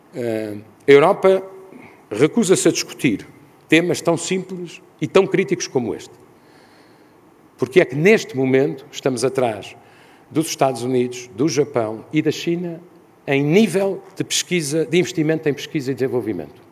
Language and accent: Portuguese; Portugal; como europeu e ainda mais como português